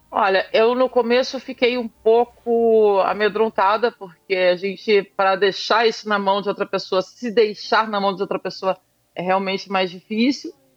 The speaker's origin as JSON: {"language": "Portuguese", "area": "Araguaia River", "region": "Mato Grosso", "country": "Brazil", "said": "eu sou mato-grossense, sou do Rio Araguaia."}